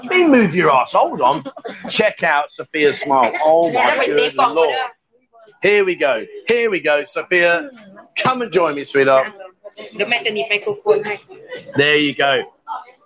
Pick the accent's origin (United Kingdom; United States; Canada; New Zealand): United Kingdom; England; now in Thailand; I'm from England.